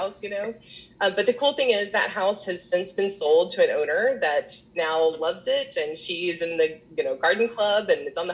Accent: Knoxville, Tennessee, United States; the network that produces the giveaway homes for HGTV is housed actually in my hometown. And so they do a lot of content recording here in Knoxville, Tennessee

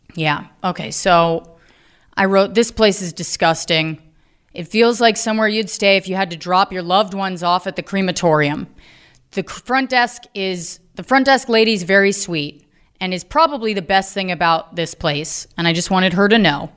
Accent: Virginia, United States; I'm from Virginia

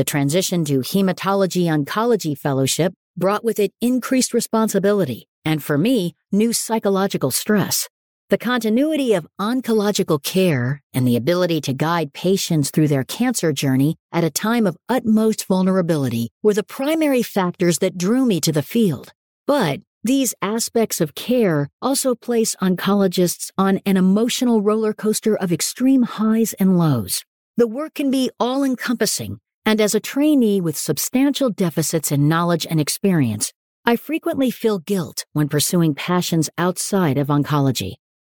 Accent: Pittsburgh, Pennsylvania, United States; As a child growing up in Pittsburgh, sporting events were family outings, background television, and oftentimes tone setters for the mood of the city.

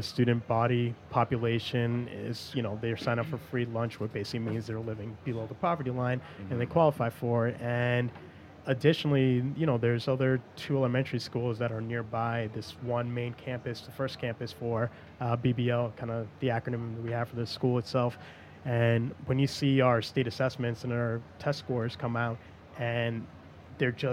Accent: Massachusetts and New Hampshire, United States; also born or lived in Methuen, Massachusetts / Lawrence, Massachusetts; now in New York, United States; I was born in New Hampshire, but I grew up in Massachusetts and New Hampshire

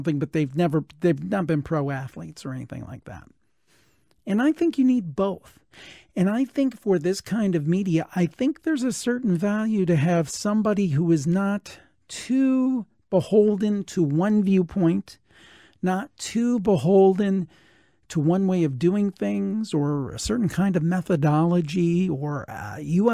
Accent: Cleveland, Ohio, United States; I'm from the Cleveland area

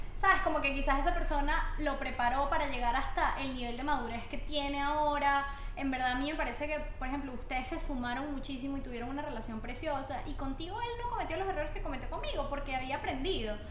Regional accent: Barinas, Venezuela; moved away; also born or lived in Caracas; yo soy de Barinas, una ciudad del interior, y estoy en Caracas

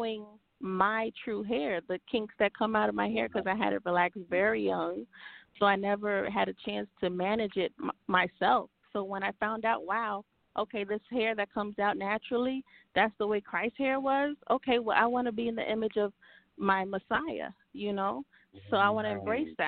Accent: New Jersey, United States; born or raised there; also born or lived in Haiti / Maryland

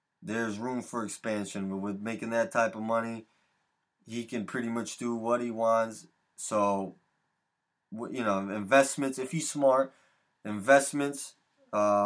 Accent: Connecticut, United States; here in Connecticut, my home state of Connecticut

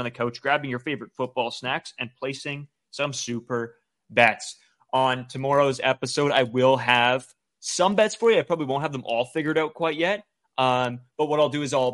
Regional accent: Canada; as Canadian kids growing up watching the Blue Jays

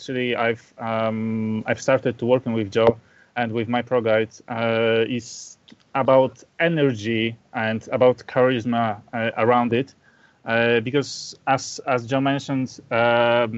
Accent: Poland; I'm from Poland.

